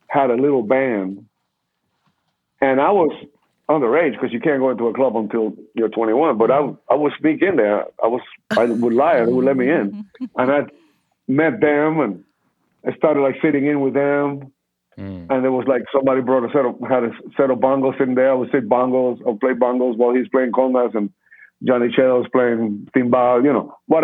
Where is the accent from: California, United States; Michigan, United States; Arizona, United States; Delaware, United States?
California, United States; Los Angeles; Oh, it's on Vine. And, oh, shit, that's like my neighborhood. I grew up in Hollywood.